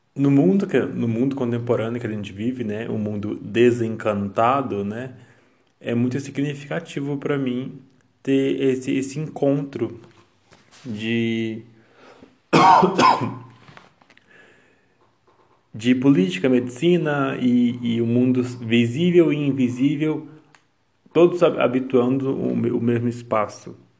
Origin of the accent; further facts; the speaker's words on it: Brazil; nós, enquanto brasileiros